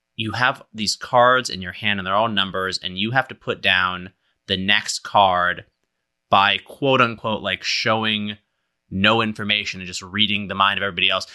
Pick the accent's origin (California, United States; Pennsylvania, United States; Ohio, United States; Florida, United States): California, United States; Berkeley; growing up in Berkeley